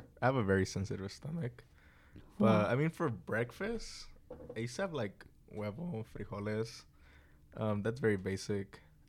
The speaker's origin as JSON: {"language": "English", "country": "El Salvador", "tie": "born or raised there", "moved": "yes", "said": "I am from El Salvador."}